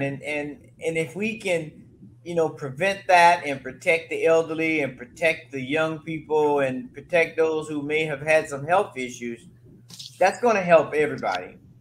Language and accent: English; Florida, United States; now in Colorado, United States; I'm originally from Florida